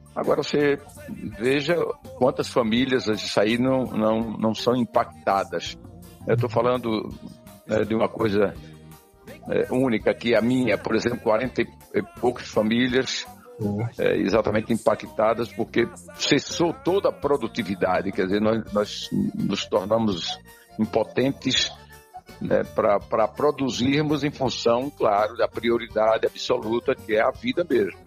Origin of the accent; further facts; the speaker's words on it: Curaçá, Bahia, Brazil; Eu sou baiano e natural de uma cidade, Curaçá, se você conhece, ao norte aqui do estado. E nasci num distrito que chama-se Barro Vermelho.